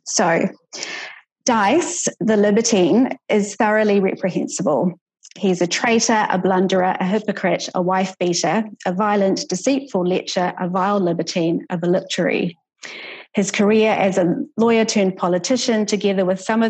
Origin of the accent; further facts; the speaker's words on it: New Zealand; as a New Zealander